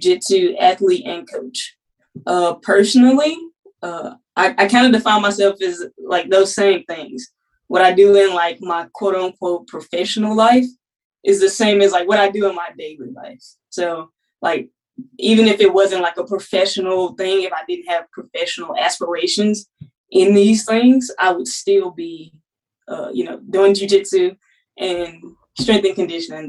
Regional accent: Mississippi, United States; moved away as an adult; now in Alabama, United States; I'm from Mississippi originally. So I came to Alabama

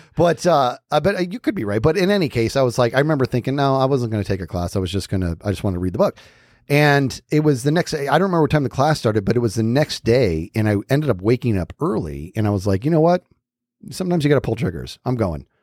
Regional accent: Arizona, United States; we're from Arizona

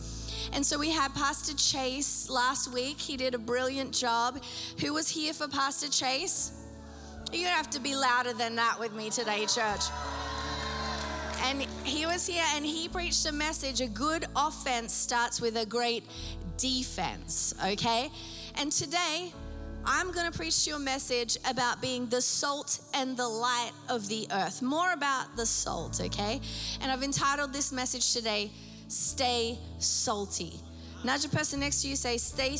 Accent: Newcastle, New South Wales, Australia; growing up in Australia, just being around the beach all the time, we lived 5 minutes from the beach. Okay, and my local beach was called Nobby's Beach.

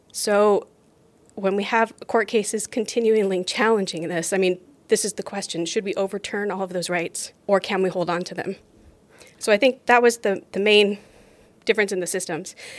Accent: Seattle, Washington, United States; moved away as an adult; also born or lived in Philadelphia; now in Norway; I'm originally from Seattle, Washington, and I now live here in Norway with my family

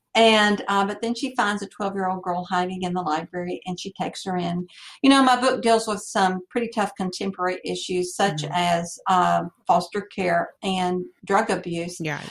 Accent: Franklin, United States; I'm from Franklin

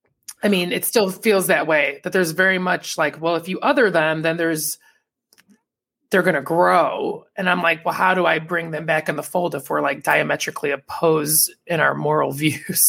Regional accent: Indiana, United States; what do we feel as Hoosiers

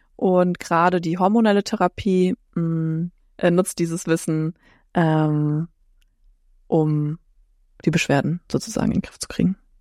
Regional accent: Frankfurt am Main, Hesse, Germany; ich komme aus Frankfurt am Main, bin Heilpraktikerin

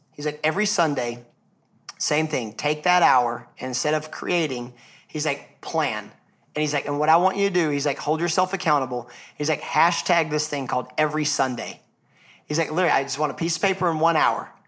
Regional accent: Atlanta, Georgia, United States; I'm from Atlanta

